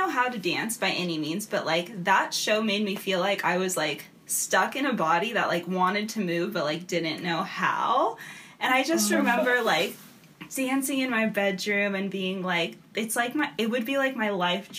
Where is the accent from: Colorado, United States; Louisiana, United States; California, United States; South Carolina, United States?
California, United States; Southern; also born or lived in Montana; as you know. I'm from Southern California, and so I came out to college in Montana